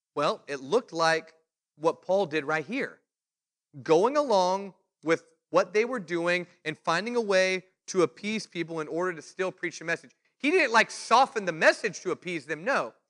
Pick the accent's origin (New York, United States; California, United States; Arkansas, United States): California, United States; I was the preacher from California